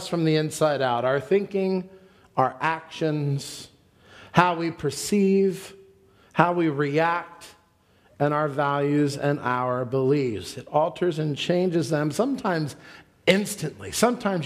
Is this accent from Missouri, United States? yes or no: no; Columbine area, Colorado, United States; now in Columbus, United States; I grew up in the Columbine area. I was in high school